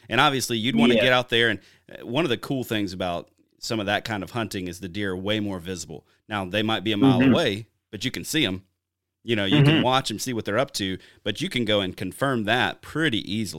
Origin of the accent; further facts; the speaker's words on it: Wisconsin, United States; I'll take my home state of Wisconsin, for instance.